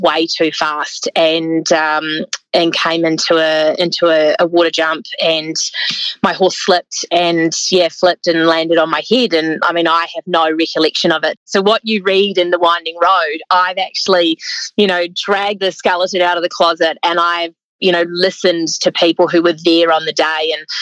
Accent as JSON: {"language": "English", "country": "New Zealand", "tie": "born or raised there", "also_born_or_lived": "South Island, New Zealand", "moved": "as an adult", "lives_now": "Australia", "said": "by my accent, you can tell that I grew up in New Zealand."}